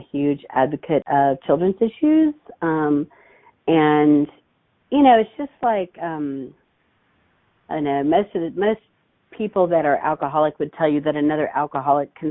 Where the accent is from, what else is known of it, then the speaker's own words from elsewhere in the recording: Hutchinson, Kansas, United States; also born or lived in Wichita, Kansas; I was raised in a small town called Hutchinson